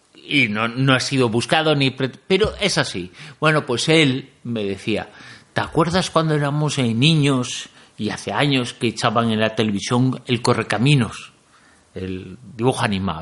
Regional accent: Galicia, Spain; Yo como soy gallego

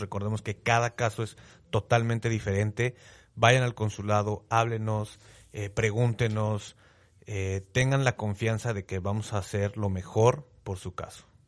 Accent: Mexico

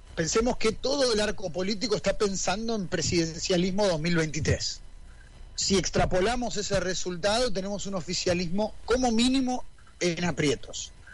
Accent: Argentina; nosotros como argentinos

